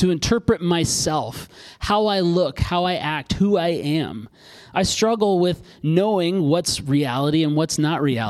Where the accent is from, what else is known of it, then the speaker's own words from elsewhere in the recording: Alaska, United States; I grew up in Alaska